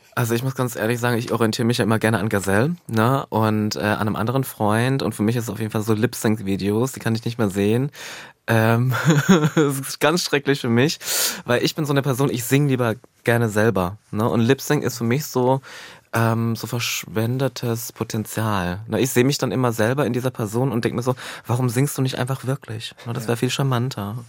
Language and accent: German; eastern Germany, Germany; also born or lived in Halle (Saale); ich komme ja aus dem Osten